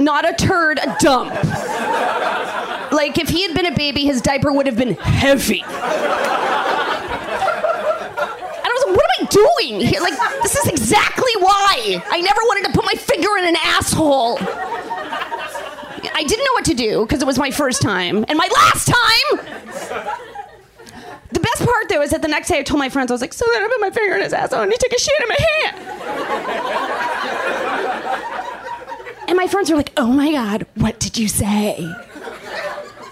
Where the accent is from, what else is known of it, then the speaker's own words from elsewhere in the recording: Canada; moved away; I'm from Canada originally